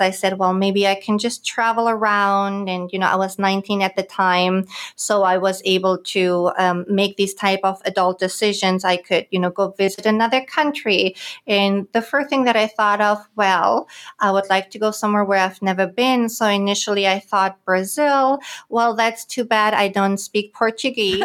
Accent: Germany; moved away as an adult; also born or lived in Greater Washington, D.C. area; now in San Diego, United States; I was born and raised in Germany

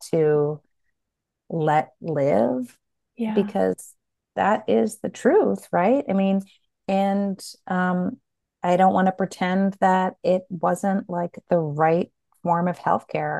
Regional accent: Nashua, New Hampshire, United States; moved away; moved to my hometown of Nashua

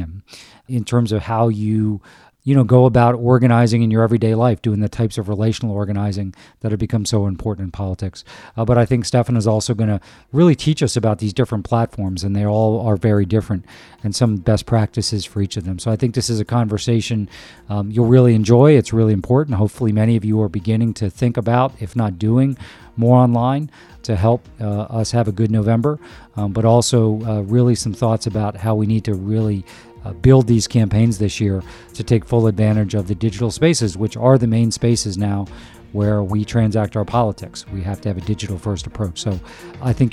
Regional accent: United States; as an American citizen

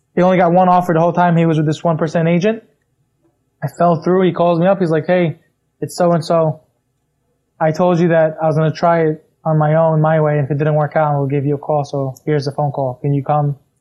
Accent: New York, United States; I'm from New York

